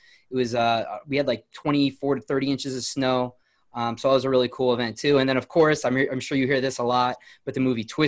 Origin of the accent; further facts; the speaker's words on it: New Milford, Connecticut, United States; I grew up in New Milford, Connecticut